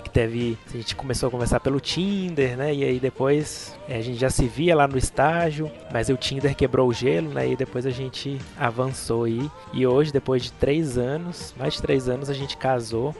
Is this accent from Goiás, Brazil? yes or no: yes; Goiânia, Goiás, Brazil; eu sou de Goiânia. Sou de Goiânia